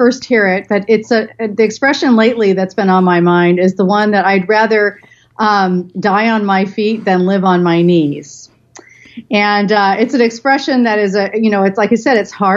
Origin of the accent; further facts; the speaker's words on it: Bay Area, California, United States; I grew up in the Bay Area in California.